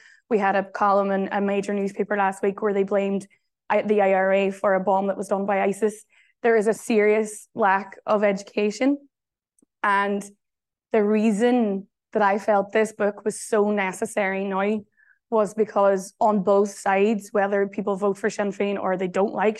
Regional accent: Derry, Northern Ireland, United Kingdom; moved away as an adult; also born or lived in Glasgow; now in Ireland; I'm from Derry City. I am from a family directly impacted by the Troubles or the conflict in Northern Ireland.

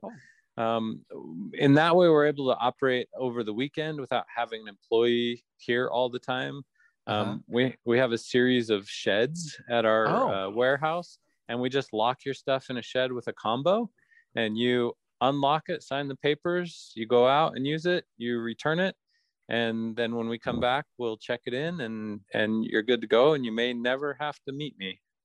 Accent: Pocatello, Idaho, United States; I grew up in Pocatello

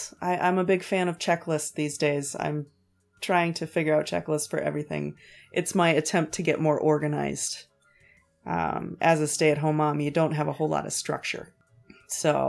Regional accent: Cashton, Wisconsin, United States; I am from a small town in Wisconsin called Cashton

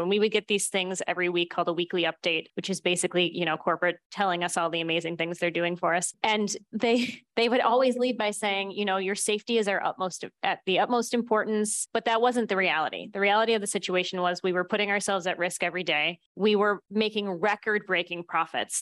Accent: Buffalo, New York, United States; I grew up in Buffalo, New York.

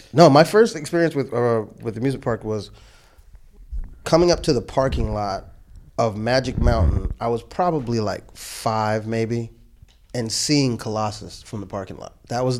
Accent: California, United States; born there; My first amusement park memory, because I was born in California

